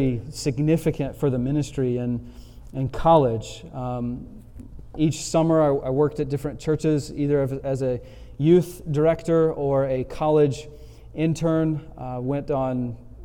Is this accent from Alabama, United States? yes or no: yes; Montgomery, Alabama, United States; took a job back in my hometown, Montgomery, Alabama